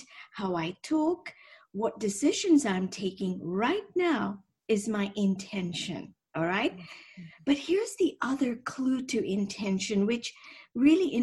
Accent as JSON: {"language": "English", "region": "Nairobi", "country": "Kenya", "tie": "born or raised there", "also_born_or_lived": "Scotland / London", "moved": "as an adult", "said": "I'm from Kenya originally. I was born and raised on the equator, actually."}